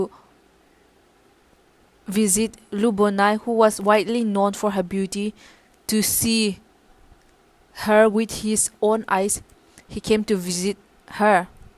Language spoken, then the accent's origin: English; Zeliang tribe, Nagaland, India; I'm from the Ziliang tribe from Nagaland.